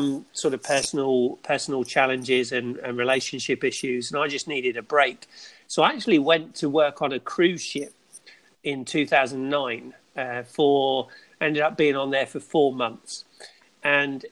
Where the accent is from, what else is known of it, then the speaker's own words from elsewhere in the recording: England, United Kingdom; moved away as an adult; now in Florida, United States; grew up in England